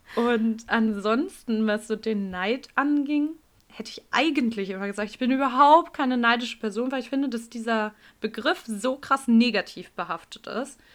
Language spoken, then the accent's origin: German; Hamburg, Germany; bei uns in Hamburg